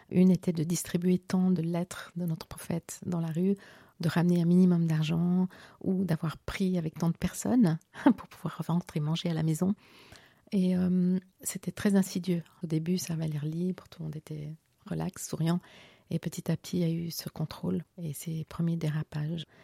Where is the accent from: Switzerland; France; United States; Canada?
Switzerland; Geneva; moi j'ai grandi en Suisse, mon père était diplomate à l'ONU, ma mère enseignante à l'université.